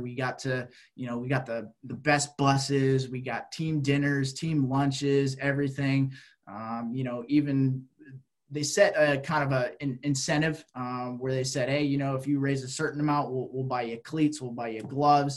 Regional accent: Bay Area, California, United States; growing up in the Bay Area in this kind of just urbanized city area

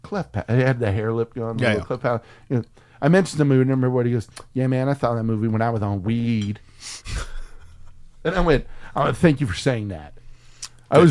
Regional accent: San Antonio, Texas, United States; now in Austin, United States; I'm from San Antonio

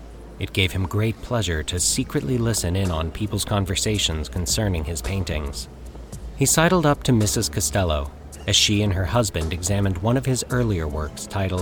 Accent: Colorado, United States; moved away; I am recording this intro a few days after returning to Colorado, my home state. It's fun doing this here since it's where I grew up

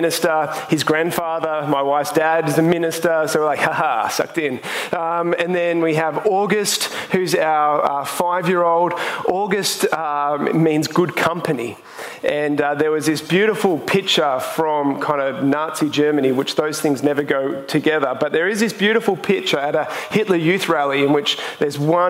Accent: Sydney, New South Wales, Australia; I come from the Northern Beaches

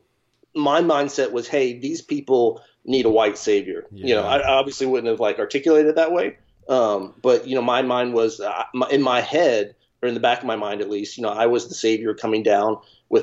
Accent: Nashville, Tennessee, United States; growing up in Nashville, Tennessee

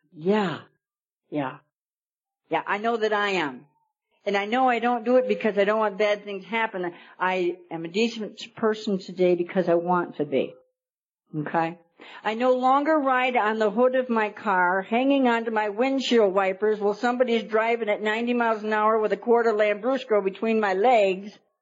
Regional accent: New York, United States; moved away as an adult; now in Arizona, United States; I'm a New York girl. I've only been here about a year and a half. I came in from New York.

